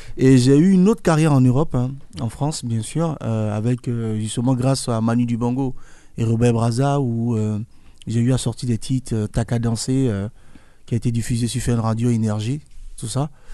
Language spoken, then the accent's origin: French; Côte d’Ivoire; born or raised there